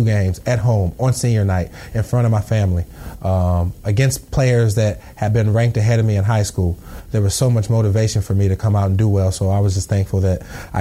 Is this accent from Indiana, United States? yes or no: yes; Indiana, United States; moved away as an adult; now in St. Louis, United States; growing up in Indiana